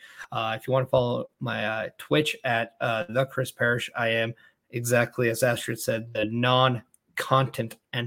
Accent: Edmonton, Alberta, Canada; As someone who's actually from Edmonton, like, I was born in Edmonton myself

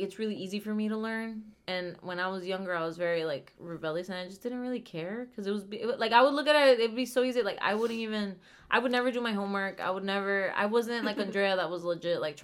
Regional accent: Venezuela; moved away; We come from Venezuela

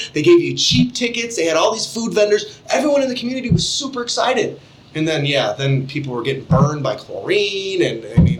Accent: Lake County, Indiana, United States; now in Porter County, United States; Because I'm from Lake County, too, and moved to Porter County.

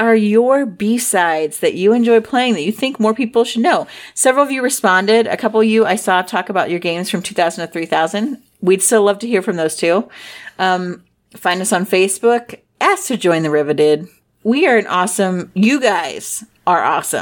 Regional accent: Midwest, United States; I'm from the Midwest

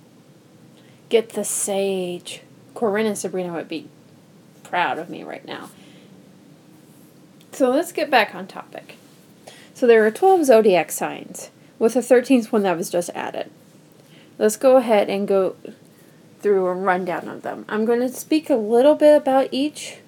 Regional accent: United States; moved away as an adult; now in Omaha, United States; I drove home about 2 hours away from Omaha to my hometown

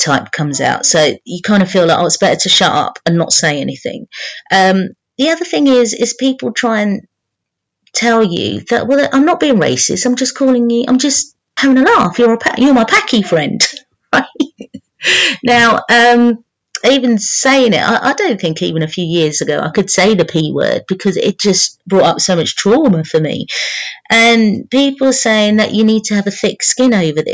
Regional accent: London, United Kingdom; I'm from London

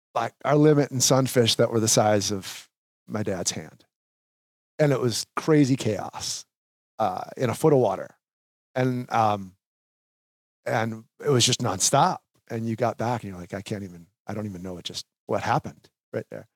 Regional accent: Sauk Rapids, Minnesota, United States; I grew up in Sauk Rapids, Minnesota

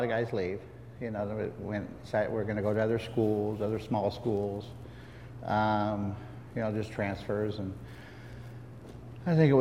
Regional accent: Boise, Idaho, United States; moved away as an adult; I was a kid from Boise, Idaho

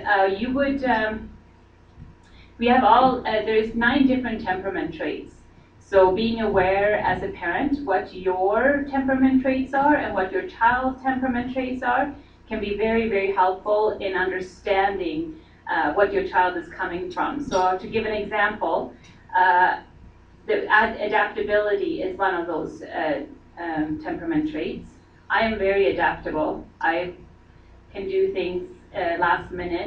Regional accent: Sweden; moved away; I come from Sweden

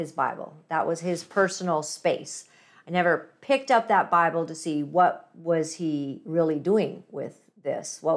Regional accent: British Columbia, Canada; me being from British Columbia here

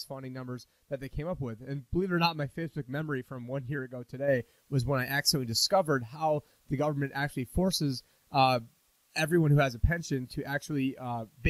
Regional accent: Syracuse, New York, United States; I'm from Syracuse, New York, which is actually the snow capital of the country for any city over 100,000 people.

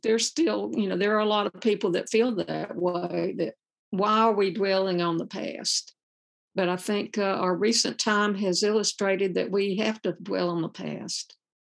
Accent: the South, United States; born or raised there; also born or lived in Birmingham, Alabama

